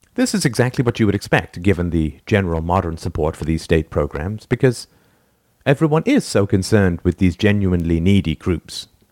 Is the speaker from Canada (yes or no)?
no; England, United Kingdom; I grew up in England in the nineteen seventies